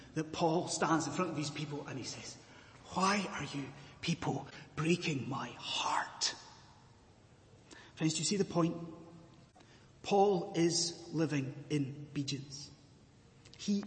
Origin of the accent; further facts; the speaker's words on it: Scottish Highlands, Scotland, United Kingdom; now in London, United Kingdom; I am a Scottish Highlander